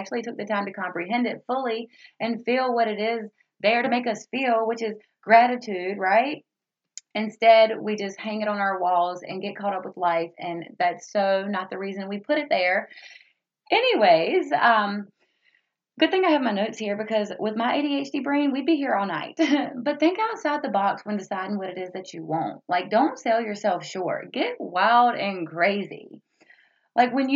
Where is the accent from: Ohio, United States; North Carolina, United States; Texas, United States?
North Carolina, United States; Roanoke Rapids; I was born and raised in the South, as I mentioned before, from the great big city of Roanoke Rapids, North Carolina